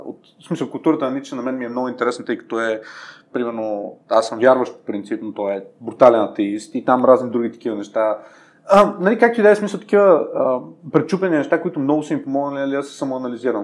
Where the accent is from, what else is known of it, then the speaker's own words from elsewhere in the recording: Sofia, Sofia City, Bulgaria; съм израснал в Надежда и нали, в Надежда си беше малко гето едно време.